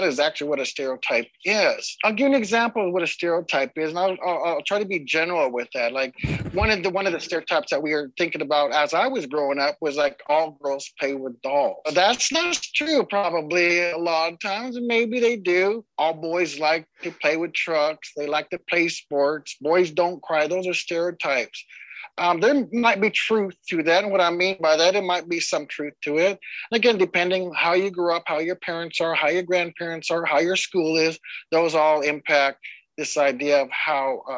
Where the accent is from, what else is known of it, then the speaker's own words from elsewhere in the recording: Lapwai, Idaho, United States; I'm from the Nez Perce tribe up in Lapway, Idaho